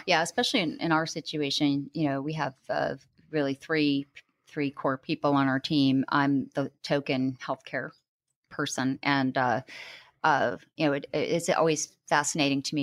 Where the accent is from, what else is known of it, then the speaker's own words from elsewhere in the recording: Maine, United States; now in Denver, United States; I live in Denver. I've, uh, I'm originally from Maine.